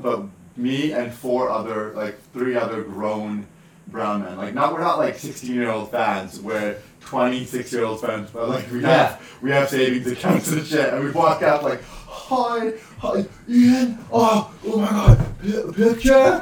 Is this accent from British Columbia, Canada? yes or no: yes; Surrey, British Columbia, Canada; I grew up in Surrey City